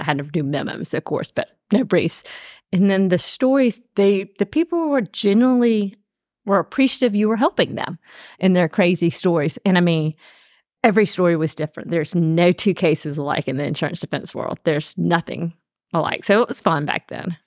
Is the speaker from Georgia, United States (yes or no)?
yes; Columbus, Georgia, United States; moved away as an adult; also born or lived in Birmingham, Alabama; now in Atlanta, United States; I'm from Columbus, Georgia, born and raised.